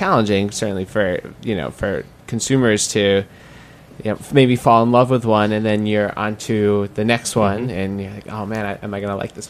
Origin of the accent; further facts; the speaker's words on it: New York, United States; It's something that you want to do as a New Yorker, as a restaurateur